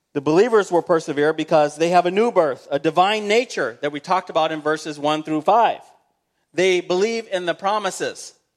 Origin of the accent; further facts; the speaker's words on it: United States; being an American, we say, "Hey, I'm an American. I love my fellow Americans."